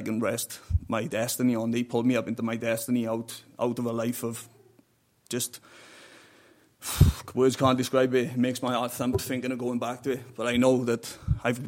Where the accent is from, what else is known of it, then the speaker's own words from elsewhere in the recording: South Wales Valleys, United Kingdom; moved away as an adult; now in Ireland; I'm from the South Wales Valleys